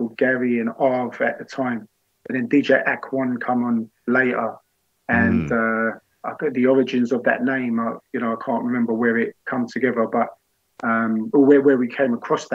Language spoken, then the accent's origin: English; London, United Kingdom; I wasn't from the same part of North. I was from North London, now from North West